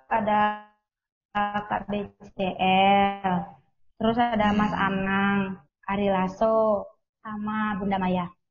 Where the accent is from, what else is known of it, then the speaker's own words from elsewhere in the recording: Makassar, South Sulawesi, Indonesia; kalau aku sendiri dari Makassar